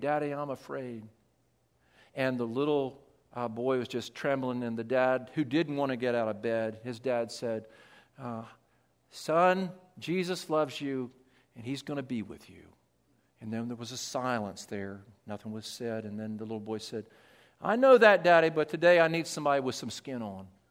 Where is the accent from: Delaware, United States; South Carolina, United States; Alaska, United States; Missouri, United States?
Delaware, United States; moved away; I was from Delaware